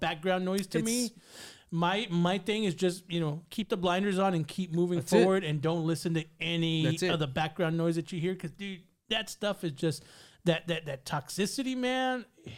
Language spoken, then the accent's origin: English; San Antonio, Texas, United States; I live on the southeast now, but I grew up, my mom still lives on the south side, right there by Harlandale, but I grew up on Pleasanton and Military.